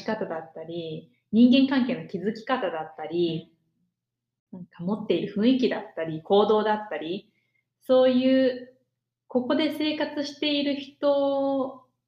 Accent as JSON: {"language": "Japanese", "country": "Japan", "tie": "born or raised there", "moved": "as an adult", "said": "自分が生まれ育った日本社会"}